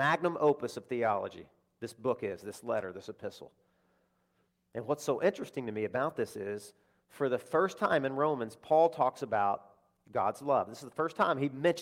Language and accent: English; Deep South, United States; I'm speaking for one that came from the deep South